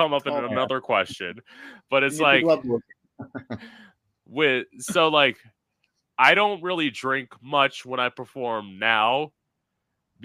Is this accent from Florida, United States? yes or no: yes; Florida, United States; I'm living in my hometown.